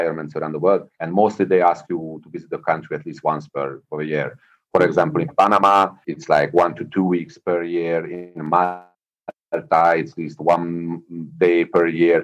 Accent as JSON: {"language": "English", "country": "Hungary", "tie": "born or raised there", "moved": "yes", "said": "I was born in Hungary"}